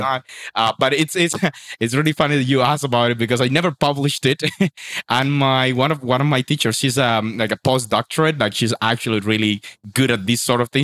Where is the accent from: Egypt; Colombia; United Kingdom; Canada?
Colombia; Sincelejo, Sucre; moved away as an adult; also born or lived in Medellin; the school in my hometown in Cincelejo